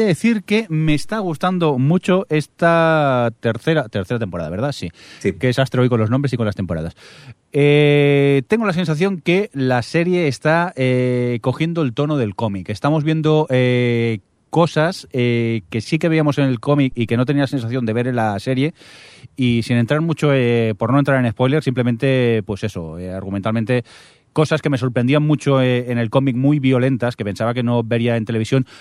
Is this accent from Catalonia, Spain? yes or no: yes; a town near Barcelona, Catalonia, Spain; en el cine de mi pueblo